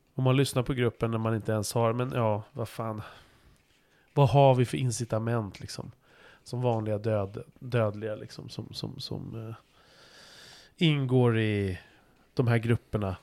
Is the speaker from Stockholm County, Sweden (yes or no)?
yes; Stockholm, Stockholm County, Sweden; jag är ju liksom född stockholmare